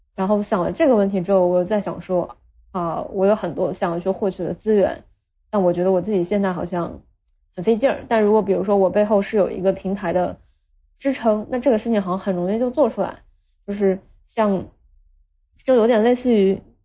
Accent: Nanjing, Jiangsu, China; moved away as an adult; now in Shenzhen, China; 我家是南京的，但是因为我自己从小到大，就是从幼儿园一直到大学，硕士毕业都是在南京，所以我特别想离开南京，而且想离南京远一点

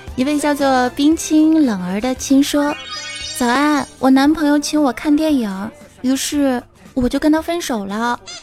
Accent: Fujian, China; 我们福建人

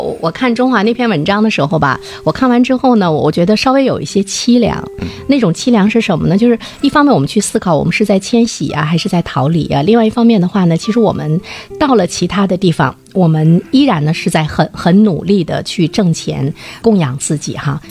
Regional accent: Dalian, Liaoning, China; 我们大连人

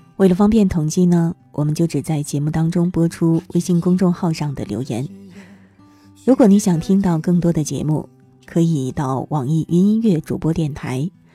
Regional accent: Northeast China, China; 我也是东北人

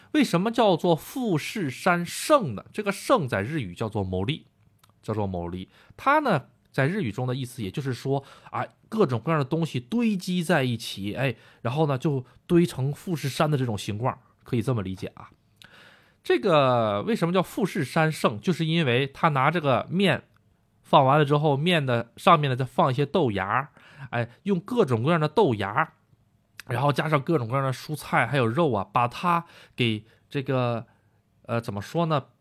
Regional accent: China; now in Japan; 我也是中国人

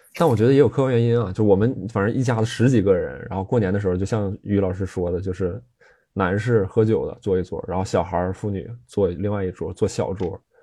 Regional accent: Jilin, China; now in Beijing, China; 是吉林这个土生土长的这个东北农民家庭

